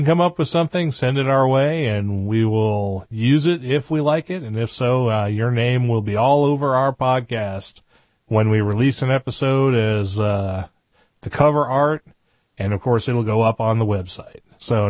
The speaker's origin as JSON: {"language": "English", "region": "New England", "country": "United States", "tie": "born or raised there", "accent": "New England", "said": "I grew up in New England, and I had a habit. When I lived there, I talked like a New Englander, and I dropped my R's a lot."}